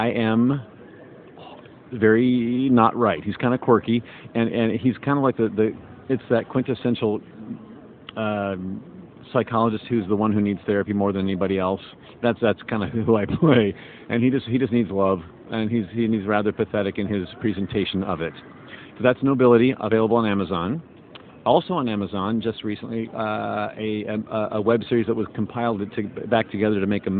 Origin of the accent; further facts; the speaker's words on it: Indiana, United States; now in Los Angeles, United States; I grew up in Indiana